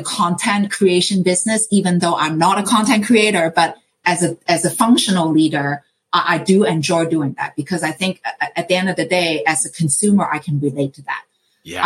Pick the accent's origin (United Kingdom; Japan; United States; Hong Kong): Hong Kong; moved away; I grew up in Hong Kong